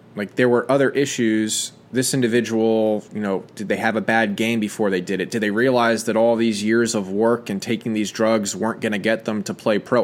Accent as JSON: {"language": "English", "country": "United States", "said": "as an American"}